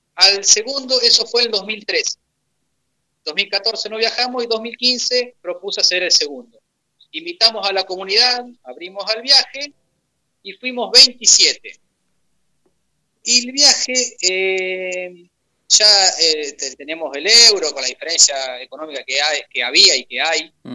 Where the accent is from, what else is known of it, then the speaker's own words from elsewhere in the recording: Argentina; en el 2001 fue la gran crisis económica que sufrió nuestro país